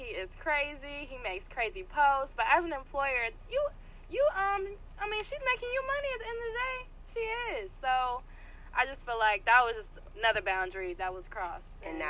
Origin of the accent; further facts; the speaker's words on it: Atlanta, Georgia, United States; I'm from Atlanta